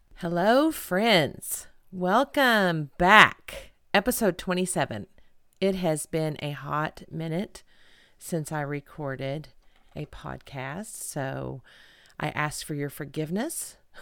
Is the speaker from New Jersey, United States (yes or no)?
no; Edmond, Oklahoma, United States; here in Edmond, Oklahoma, my hometown